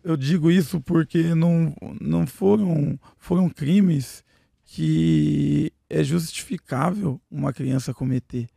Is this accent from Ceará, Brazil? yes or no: no; Piraquara, Paraná, Brazil; also born or lived in Sorocaba, São Paulo / Almirante Tamandaré, Paraná; E daí eu só nasci em Sorocaba, portanto, né? Uhum. E já fui pro Paraná. Daí no Paraná morei em algumas quebradas, lá morei em Tamandaré, que eu tava te falando, de Tamandaré, morei a maior parte da minha vida daí lá em Piraquara